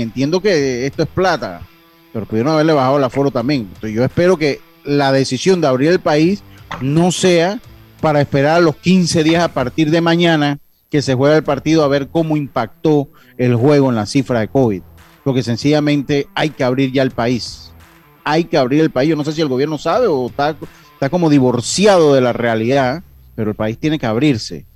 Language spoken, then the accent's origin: Spanish; Panama; como panameño que soy